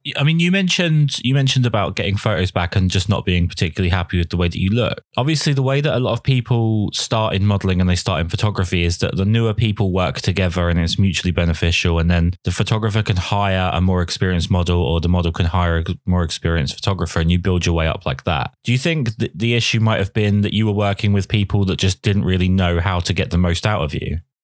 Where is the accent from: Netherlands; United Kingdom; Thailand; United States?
United Kingdom; being a British man